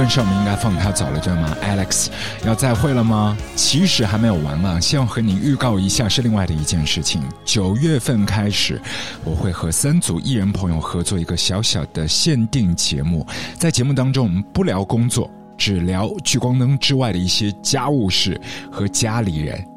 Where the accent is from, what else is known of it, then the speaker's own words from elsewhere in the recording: Shanghai, China; 在我们上海这里是九块八